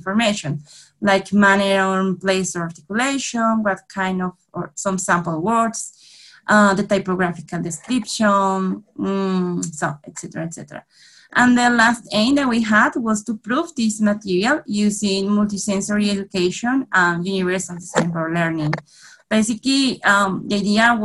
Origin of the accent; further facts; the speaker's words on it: Colombia; English is a second language; I'm from Colombia.